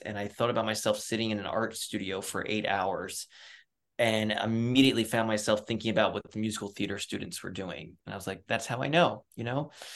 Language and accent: English; Reading, Pennsylvania, United States; moved away; grew up outside of Reading, Pennsylvania, which is about an hour north west of Philadelphia